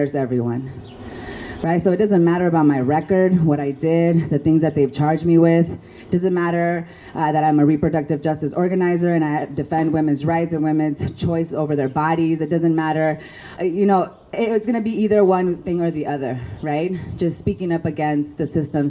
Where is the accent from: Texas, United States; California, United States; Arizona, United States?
Arizona, United States; Tucson; also born or lived in Mexico; I am from Tucson, Mexicana